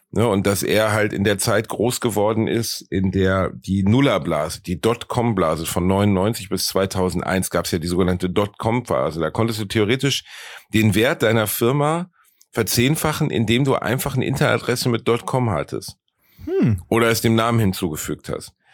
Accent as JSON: {"language": "German", "area": "Ruhr area", "region": "North Rhine-Westphalia", "country": "Germany", "said": "bei uns im Ruhrgebiet"}